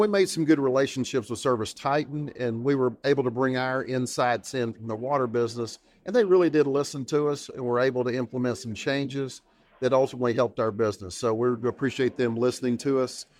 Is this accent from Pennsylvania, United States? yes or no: no; East Tennessee, United States; to East Tennessee, back to my hometown